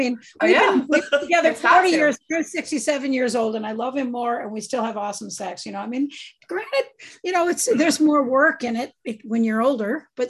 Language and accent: English; New England, United States; moved away; I grew up in New England.